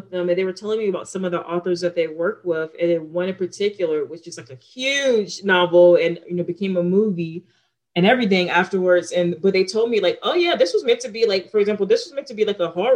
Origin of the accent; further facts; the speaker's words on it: Newport News, Virginia, United States; also born or lived in California; my experience of growing up in Newport News